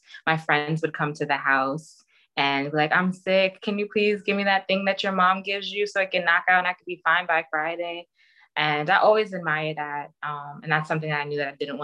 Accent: Jamaica; I'm Jamaican

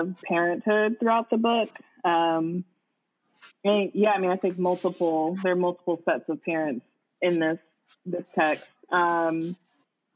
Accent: United States; I'm from Lake County

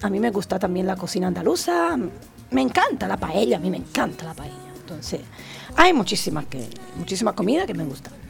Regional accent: Italy; Spanish is a second language; moved away as an adult; now in Benidorm, Spain; soy italiana nativa

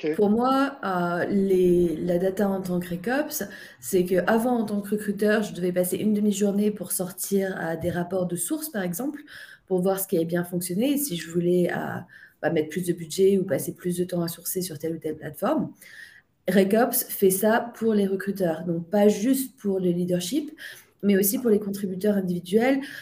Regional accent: France; now in Ireland; je suis française, mais j'habite en Irlande

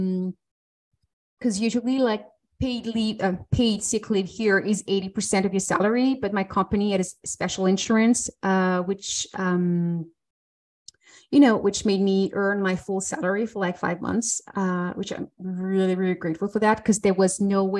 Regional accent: France; now in Switzerland; I'm French and I live in Switzerland.

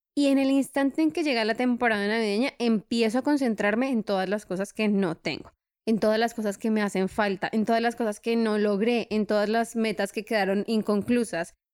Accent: Colombia; now in Europe; Soy de Colombia

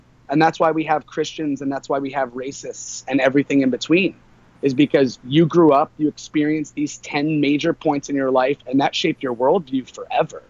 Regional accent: a small town outside of Tampa, Florida, United States; also born or lived in Long Island, New York; I did grow up in Florida. I was born in Long Island, New York, to 23, 24-year-old parents.

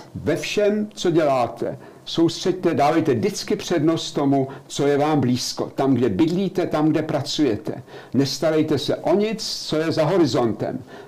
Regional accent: Czechia; moved away as an adult; now in Germany; Já jsem z, z Československa odcházel

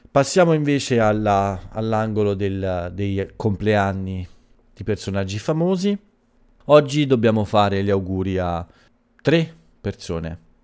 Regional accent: Italy

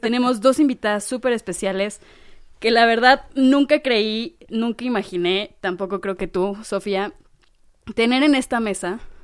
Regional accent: Mexico City, Mexico; somos de la Ciudad de México

